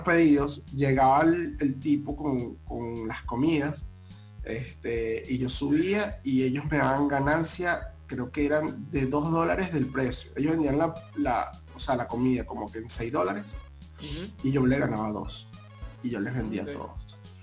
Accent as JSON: {"language": "Spanish", "country": "Venezuela", "moved": "as an adult", "lives_now": "Panama", "said": "ambos somos venezolanos"}